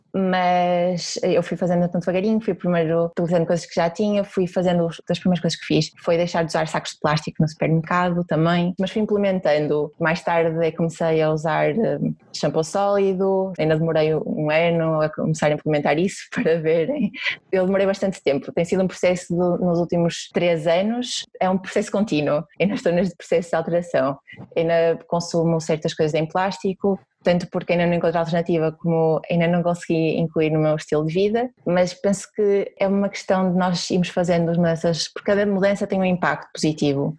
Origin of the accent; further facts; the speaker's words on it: Porto, Norte, Portugal; eu sou do Porto, dá para perceber provavelmente pela minha pronúncia